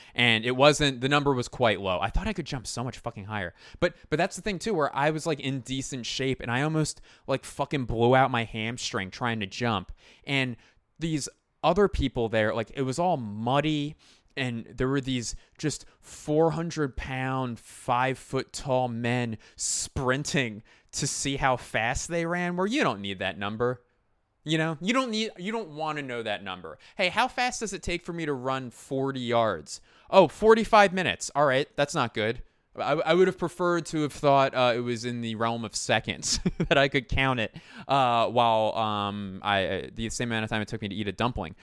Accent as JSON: {"language": "English", "town": "Philadelphia", "region": "Pennsylvania", "country": "United States", "tie": "born or raised there", "said": "I claim Philadelphia"}